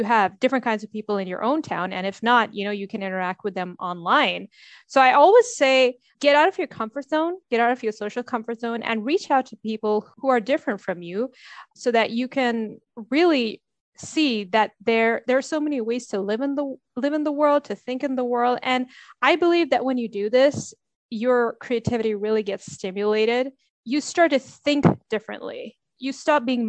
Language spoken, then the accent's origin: English; Dubai, United Arab Emirates; also born or lived in United States / Sweden; I'm from Dubai, so I've grown up here.